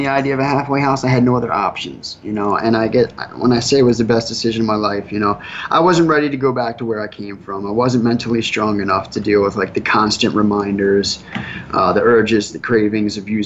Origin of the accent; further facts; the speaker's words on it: Wilmington, Delaware, United States; moved away as an adult; now in South Florida, United States; I'm from Wilmington, Delaware